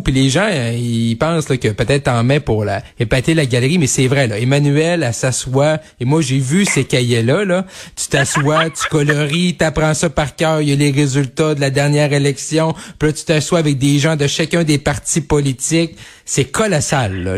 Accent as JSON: {"language": "French", "region": "Quebec", "country": "Canada", "said": "un jeune bleuet comme moi du Saguenay-Lac-Saint-Jean"}